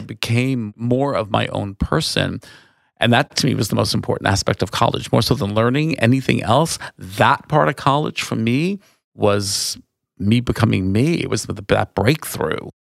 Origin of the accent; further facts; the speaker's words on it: Valley Stream, New York, United States; moved away as an adult; also born or lived in Woodmere, New York / Manhattan, New York; now in Sonoma County, United States; I grew up on Long Island